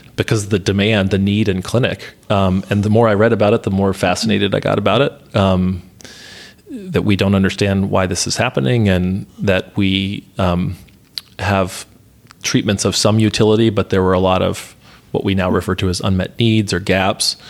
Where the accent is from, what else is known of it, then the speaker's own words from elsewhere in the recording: Atlanta, Georgia, United States; moved away; I grew up in Atlanta